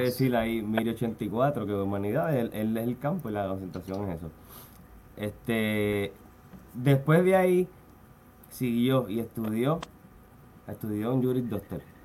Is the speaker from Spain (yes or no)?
no; Carolina, Puerto Rico; Yo soy de Carolina también, de San Juan, de mi mamá es de Lloren Torres